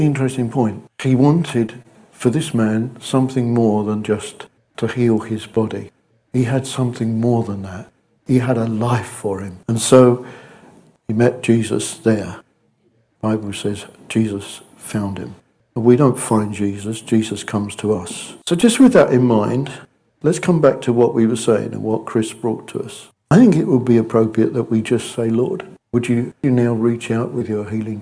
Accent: United Kingdom; We're British.

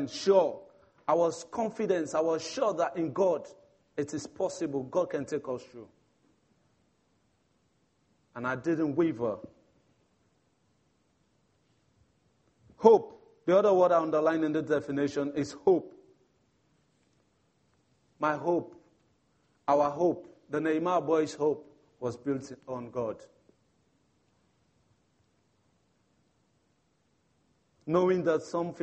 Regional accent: Sierra Leone; moved away; I'm from Sierra Leone, one of the Africa youth

